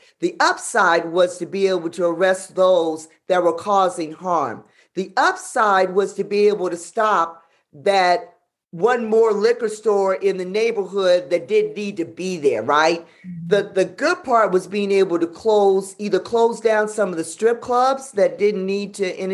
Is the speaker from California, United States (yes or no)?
yes; Los Angeles, California, United States; I'm from South Central